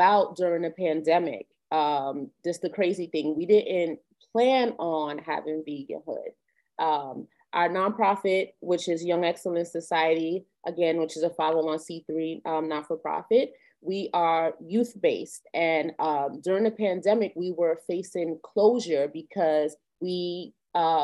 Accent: New York, United States; We're New Yorkers. We've been New Yorkers all our lives, born and raised here

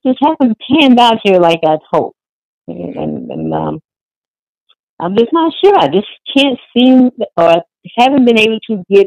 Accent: Houston, Texas, United States; moved away as an adult; now in Portland, United States; I live in Portland now. I'm originally from Houston.

